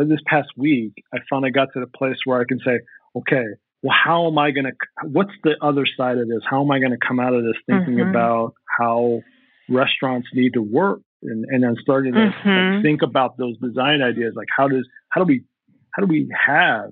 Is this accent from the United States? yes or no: yes; New Jersey, United States; now in Minneapolis, United States; I'm originally from New Jersey, but I live in Minneapolis now